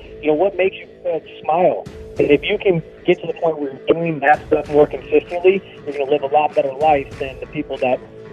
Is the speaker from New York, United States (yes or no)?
no; St. Louis, Missouri, United States; We're both from St. Louis